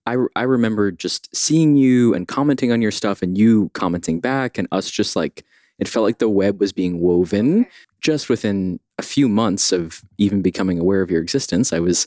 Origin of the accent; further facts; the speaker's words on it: New York City, New York, United States; I grew up partially in Brooklyn, partially on the Upper West Side in Morningside Heights. So like right on the southern edge of Harlem in the early 90s